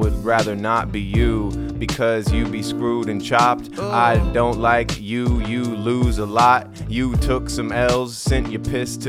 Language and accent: English; Hawaii, United States; moved away; I was born and raised in Hawaii